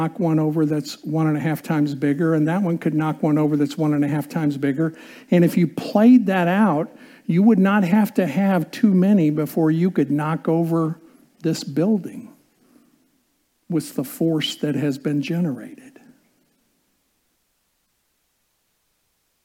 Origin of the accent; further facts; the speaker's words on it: Indiana, United States; growing up in Indiana and playing basketball